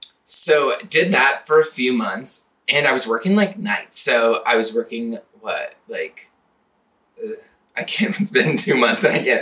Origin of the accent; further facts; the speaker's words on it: Lynden, Washington, United States; moved away as an adult; also born or lived in San Diego, California; Located in Linden, Washington, my hometown. It's fun, rural. Well, fun might be a stretch, but like, it's a nice place.